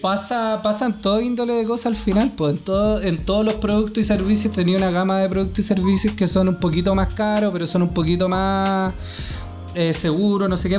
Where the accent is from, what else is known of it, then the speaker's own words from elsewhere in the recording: Chile; soy chileno